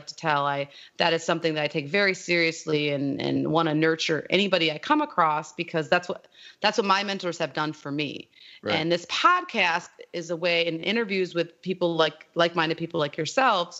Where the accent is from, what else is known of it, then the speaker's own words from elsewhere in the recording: South Haven, Michigan, United States; I'm from a little town called South Haven on the west coast